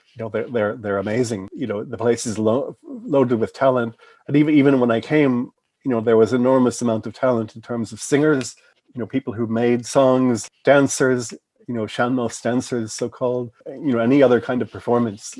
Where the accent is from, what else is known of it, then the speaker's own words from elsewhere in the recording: West Coast, United States; as an American who had been, I was pretty much a West Coast person by that time.